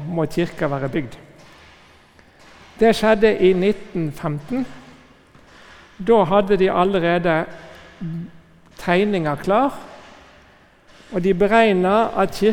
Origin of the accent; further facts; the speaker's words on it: Northern Norway, Norway; Jeg som er innflytter, selv om dere ikke hører det på dialekten, så er jeg egentlig nordlending som har kommet her til ganske nylig.